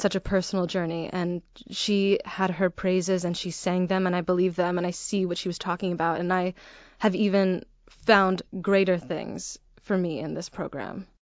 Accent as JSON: {"language": "English", "town": "Arlington Heights", "region": "Illinois", "country": "United States", "tie": "born or raised there", "said": "I grew up in the northwest suburbs of Chicago, a little town called, called Arlington Heights."}